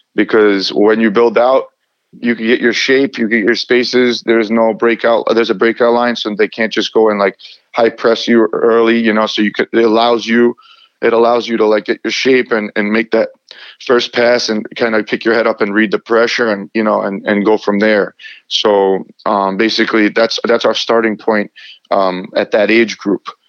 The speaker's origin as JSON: {"language": "English", "area": "Long Island", "region": "New York", "country": "United States", "said": "I played um, uh, with the Albertson uh, Soccer Club in Long Island, New York"}